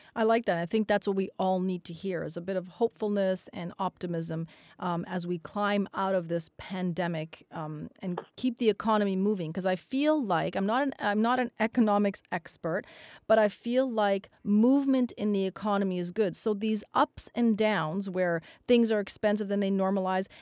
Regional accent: Canada; We're Canadian

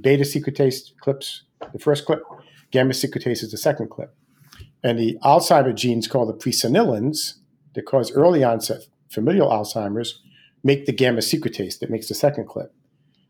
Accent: Rhode Island, United States; Rhode Island, my home state

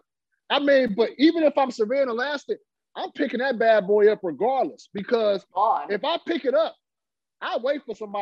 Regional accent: Fresno, California, United States; I'm born and raised. That's my hometown. Fresno.

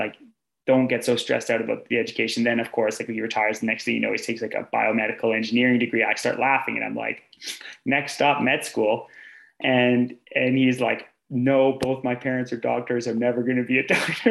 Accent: Sudbury, Ontario, Canada; moved away as an adult; also born or lived in Canmore, Alberta; I grew up in Sudbury, Ontario

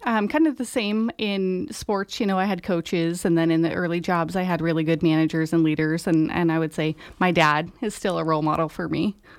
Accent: Reno, Nevada, United States; moved away as an adult; also born or lived in Idaho; now in Grass Valley, United States; I was born in Idaho, and, um, in elementary school, we moved to Northern Nevada, and then, um, spent the majority of my young adult life in the Reno area

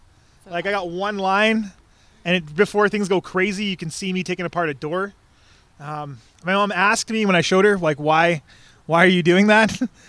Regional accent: Fort McMurray, Alberta, Canada; I'm 33. I'm a youth worker. I grew up in Fort McMurray, ground zero of the tar sands extraction.

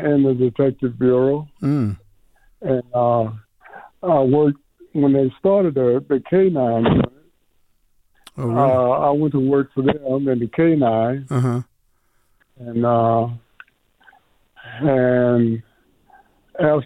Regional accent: Columbus, Georgia, United States; moved away; also born or lived in High Point, North Carolina / Las Vegas, Nevada; I'm from Columbus, Georgia, originally

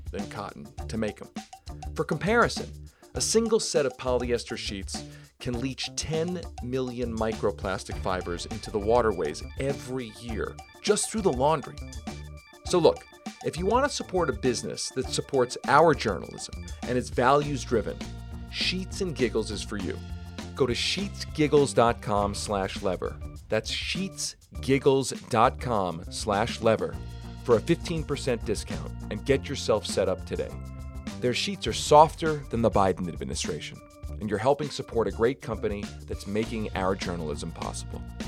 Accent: Denver, Colorado, United States; right here in my hometown of Denver

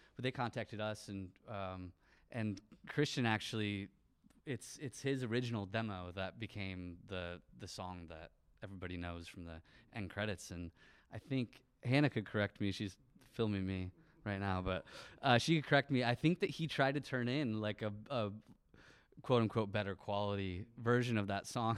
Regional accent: St. Johns, Michigan, United States; moved away; also born or lived in Lansing; I grew up in Saint John's, uh, which maybe some people know of, but it's a little town tucked away, like, fifteen minutes from here

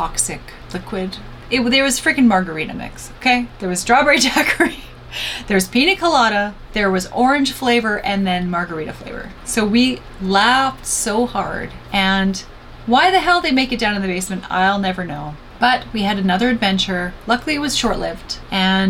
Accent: Canada; I'm Canadian.

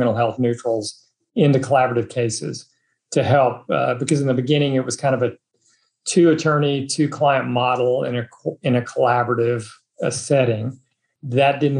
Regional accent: Dallas, Texas, United States; I'm native Texan, grew up in Dallas.

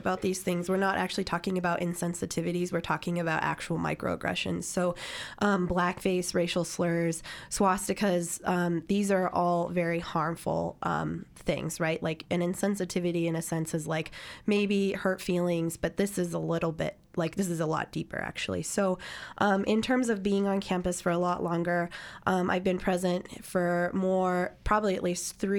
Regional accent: Pittsburgh, Pennsylvania, United States; moved away; I am from a white working class background in a steel borough from Pittsburgh.

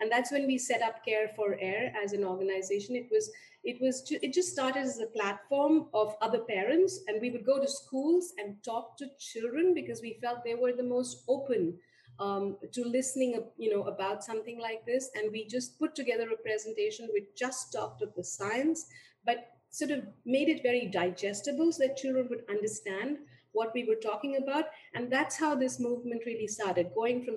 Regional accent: Delhi, India; moved away as an adult; also born or lived in Kumaon Hills / United States; I was born and raised in India and mostly in Delhi

